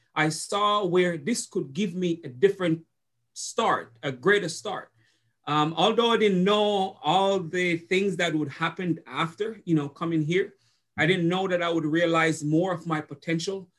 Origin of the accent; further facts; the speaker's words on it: Jamaica; moved away as an adult; now in Jefferson City, United States; I went to college in Jamaica